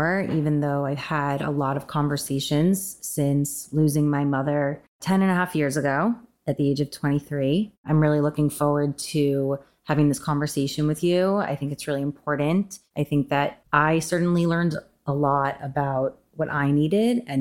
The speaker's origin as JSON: {"language": "English", "region": "a suburb of New York", "country": "United States", "tie": "born or raised there", "moved": "as an adult", "lives_now": "Los Angeles, United States", "said": "I grew up in a suburb of New York"}